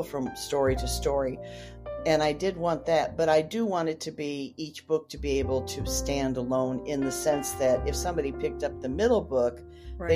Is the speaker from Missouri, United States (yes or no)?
yes; St. Louis, Missouri, United States; moved away as an adult; now in Memphis, United States; I grew up in St. Louis